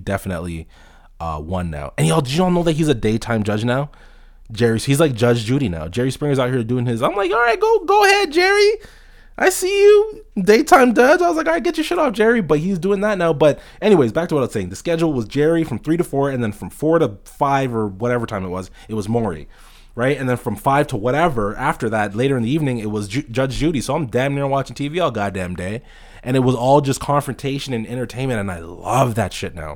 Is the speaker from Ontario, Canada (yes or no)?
yes; Toronto, Ontario, Canada; I'm from Toronto, Canada